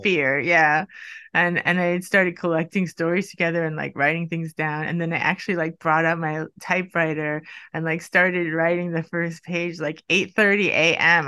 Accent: United States; now in Sweden; I'm from the U S

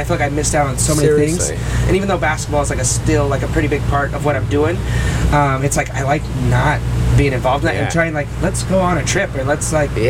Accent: Alaska, United States; I grew up in Alaska.

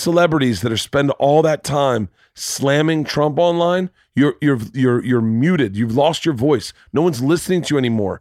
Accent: the South, United States; growing up in the South

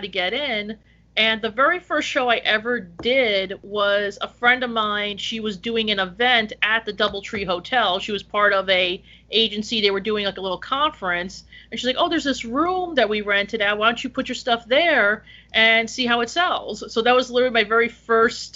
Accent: Woodland Park, New Jersey, United States; I'm actually originally from Woodland Park

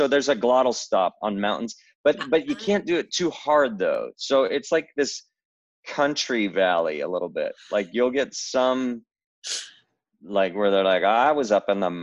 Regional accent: Seattle, Washington, United States; accent: Northwest; moved away; my accent's probably mostly from my upbringing the Seattle

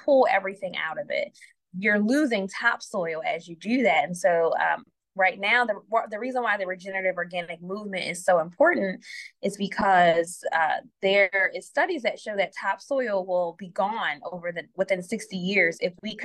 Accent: Philadelphia, Pennsylvania, United States; I am a Philadelphian and my work is focusing on Philadelphia people

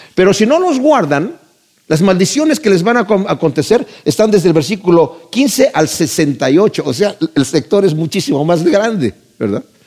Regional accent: Mexico; yo crecí en México

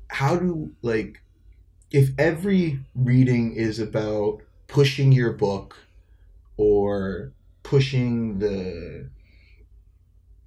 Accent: Toronto, Ontario, Canada; I grew up live north of Etobicoke

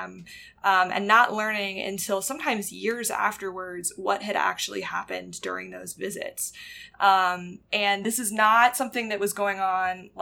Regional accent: North Carolina, United States; North Carolina, which is my home state

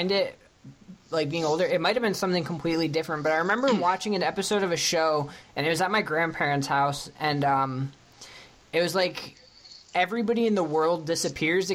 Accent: New York, United States; that's where we're from

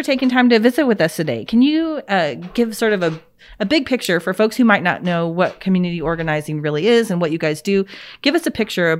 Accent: Arkansas, United States; now in Oklahoma, United States; I grew up in Arkansas, and I'd really never seen payday lenders until I came to Oklahoma.

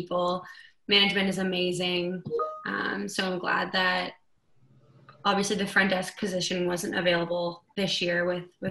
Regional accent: Pembroke, Ontario, Canada; I'm from a very small town. It's called Pembroke, Ontario

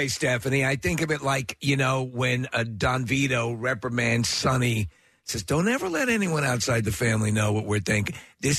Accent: Long Island, New York, United States; moved away; also born or lived in Manhattan, New York; So I was born in Manhattan. I was raised on Long Island.

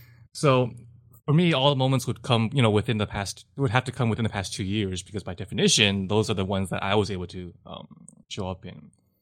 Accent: Taiwan; So I'm from Taiwan, and so Japanese culture is, to a certain extent, has permeated Taiwan to a large extent

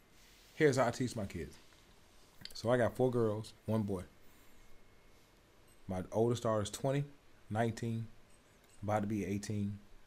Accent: Atlanta, Georgia, United States; also born or lived in Memphis, Tennessee; I'm originally from Memphis, Tennessee. I was raised in Atlanta, Georgia. South predominantly.

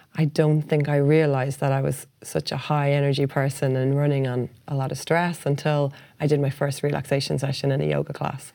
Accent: Ireland; also born or lived in Hong Kong

